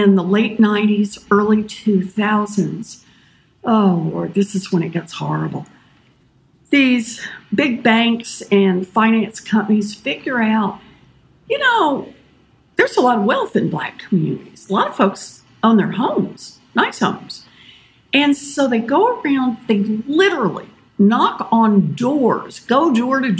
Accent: Oklahoma, United States; I was born and raised out in Oklahoma

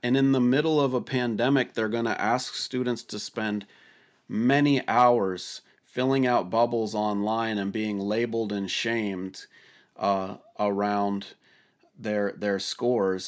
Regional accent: Washington, United States; my home state of Washington

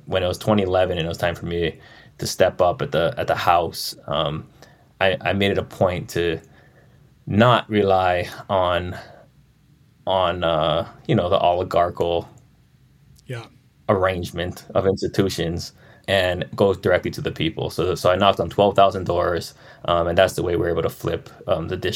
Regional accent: Maui, Hawaii, United States; I just looked like someone from Maui. I talked like someone from Maui. I didn't hide my accent

